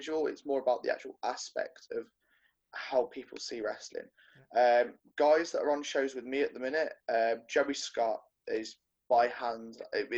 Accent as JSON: {"language": "English", "town": "Coventry", "region": "West Midlands", "country": "United Kingdom", "moved": "yes", "lives_now": "Burbage, United Kingdom", "said": "From Coventry, England, but I am now residing from Burbage, Hinckley, Leicestershire."}